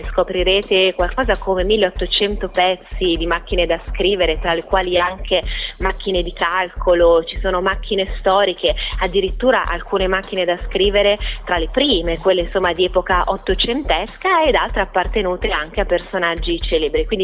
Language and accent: Italian; Milan, Lombardy, Italy; Il primo, essendo io milanese, apprezzo proprio questi colori e questa riqualificazione anche dal punto di vista proprio urbanistico e culturale